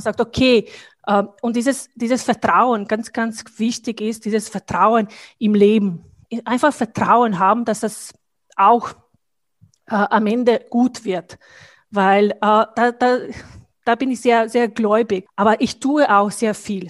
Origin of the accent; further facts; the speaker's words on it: Bosnia & Herzegovina; German is a second language; moved away as an adult; now in Austria; Ich komme aus Bosnien